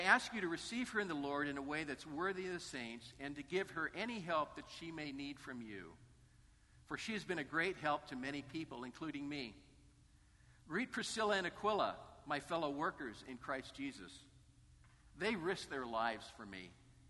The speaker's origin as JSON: {"language": "English", "region": "Northern California", "country": "United States", "tie": "born or raised there", "said": "I grew up in Northern California"}